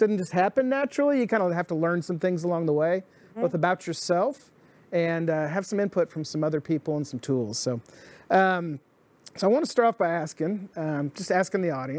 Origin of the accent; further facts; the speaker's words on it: Dallas, Texas, United States; I grew up in Dallas